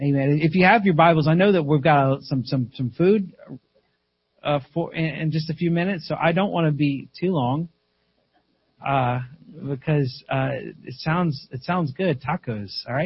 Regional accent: South Carolina, United States; My wife and I was raised in South Carolina.

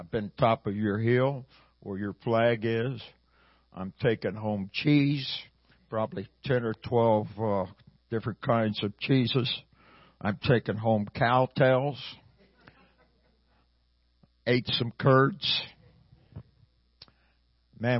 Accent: Hermann, Missouri, United States; now in Kansas City, United States; I was born and raised in a little town called Herman, Missouri

